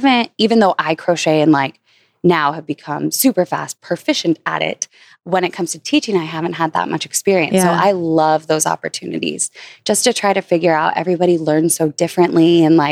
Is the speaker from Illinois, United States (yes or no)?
no; Los Angeles, California, United States; moved away as an adult; also born or lived in Malibu / New York; I grew up in LA.